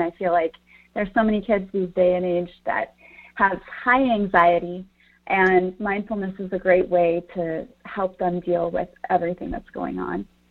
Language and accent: English; Collinsville, Illinois, United States; I grew up in Collinsville.